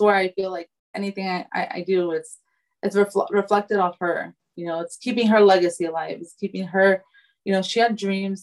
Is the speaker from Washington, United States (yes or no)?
no; California, United States; I was conceived in Afghanistan but born in America.